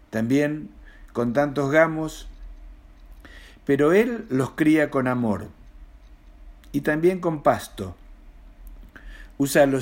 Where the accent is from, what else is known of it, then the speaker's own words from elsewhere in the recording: Mendoza, Argentina; now in Buenos Aires, Argentina; argentino, mendocino para más datos, de 65 y años, viviendo en Buenos Aires y escribiendo poesía y relatos.